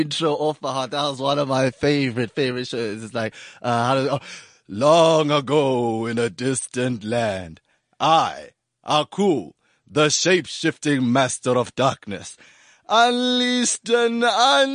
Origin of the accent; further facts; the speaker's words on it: Pretoria, Gauteng, South Africa; I grew up in Pretoria, Sunnyside, where there's a lot of, flats